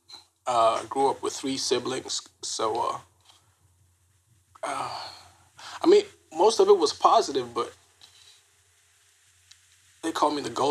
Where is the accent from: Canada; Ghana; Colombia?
Ghana; moved away; also born or lived in Decatur; I was born and raised in Ghana, West Africa.